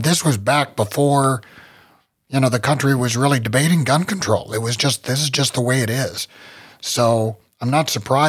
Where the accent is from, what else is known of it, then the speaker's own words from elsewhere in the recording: West Virginia, United States; Well, I'm from West Virginia